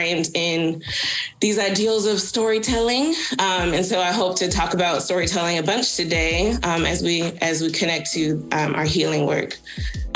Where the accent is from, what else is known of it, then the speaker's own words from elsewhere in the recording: Atlanta, Georgia, United States; now in Greensboro, United States; I'm originally from Atlanta, Georgia